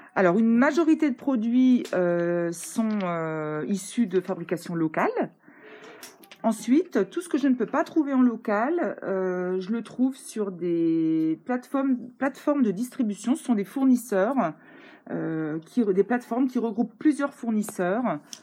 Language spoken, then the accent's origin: French; Vouziers, Grand Est, France; moved away; je suis originaire d'ici, je suis née à Vouziers